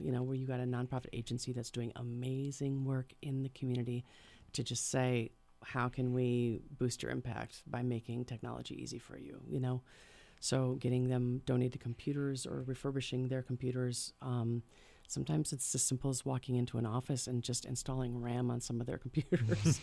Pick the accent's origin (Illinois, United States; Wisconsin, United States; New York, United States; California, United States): Wisconsin, United States; Hartford; now in Madison, United States; originally I'm from Hartford, Wisconsin.